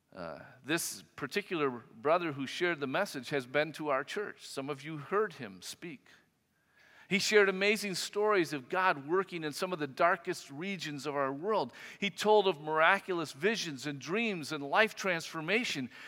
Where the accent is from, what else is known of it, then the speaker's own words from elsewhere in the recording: United States; as an American Christian